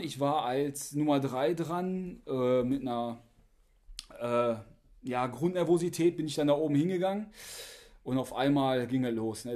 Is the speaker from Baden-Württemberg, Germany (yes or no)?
no; Oberhausen, North Rhine-Westphalia, Germany; ich komme aus Oberhausen